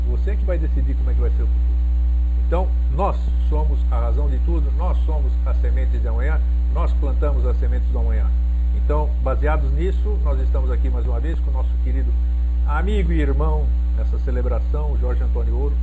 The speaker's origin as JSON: {"language": "Portuguese", "country": "Greece", "moved": "yes", "said": "eu sou grego e os gregos eles têm como característica dar maior valor à onomástica"}